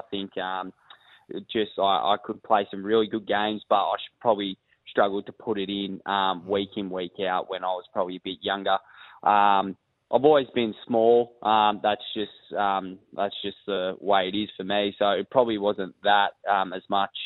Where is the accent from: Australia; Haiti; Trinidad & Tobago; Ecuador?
Australia; Queanbeyan, New South Wales; now in Adelaide, Australia; I grew up in Queanbeyan, New South Wales, which is just outside of Canberra